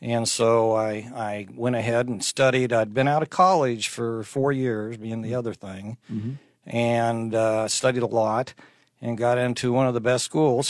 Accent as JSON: {"language": "English", "town": "Kearney", "region": "Nebraska", "country": "United States", "tie": "born or raised there", "said": "I grew up in Kearney, Nebraska."}